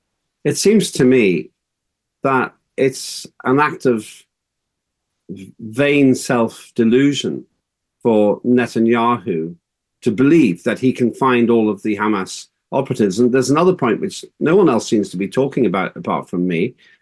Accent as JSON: {"language": "English", "region": "Northern Ireland", "country": "United Kingdom", "tie": "born or raised there", "said": "I grew up in Northern Ireland"}